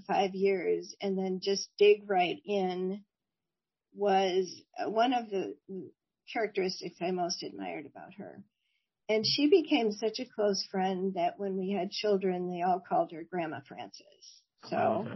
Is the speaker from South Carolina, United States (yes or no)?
no; Oak Park, Illinois, United States; I grew up in Oak Park, Illinois, a suburb of Chicago